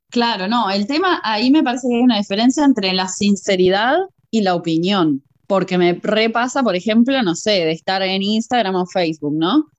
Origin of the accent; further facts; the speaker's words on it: Uruguay; yo también soy uruguaya y venimos más o menos criadas de lo mismo